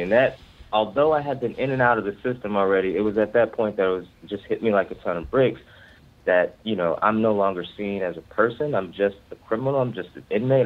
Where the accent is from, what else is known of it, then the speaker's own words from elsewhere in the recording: Ferguson, Missouri, United States; moved away as an adult; now in Baltimore, United States; I'm from the Ferguson, Missouri area uh, of North St. Louis.